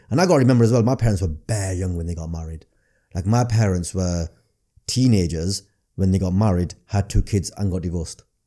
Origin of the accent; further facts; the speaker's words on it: Blackburn, North West England, United Kingdom; accent: northern; growing up in Blackburn